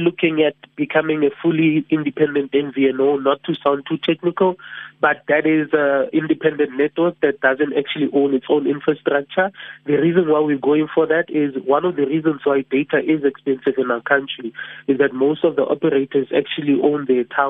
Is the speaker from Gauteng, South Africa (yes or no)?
yes; Soshanguve, Gauteng, South Africa; I'm from Sushamguve, so I pride myself in saying that I'm a township entrepreneur.